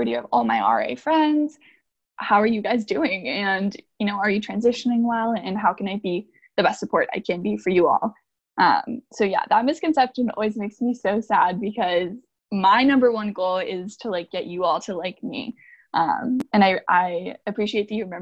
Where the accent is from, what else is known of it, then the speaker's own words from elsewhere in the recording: Northern Virginia, United States; I hail from Northern Virginia